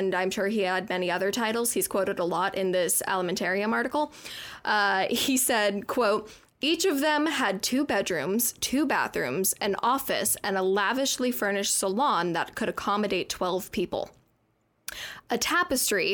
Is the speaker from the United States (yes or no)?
yes; Tucson, Arizona, United States; I'm from Tucson, Arizona. I'm smack dab in the middle of the desert. And growing up, like in the winter, it would get down to like 17 degrees